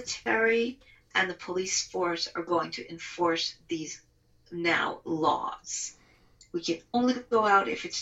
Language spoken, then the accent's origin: English; New York, United States; now in Israel; I'm an American, New York Israeli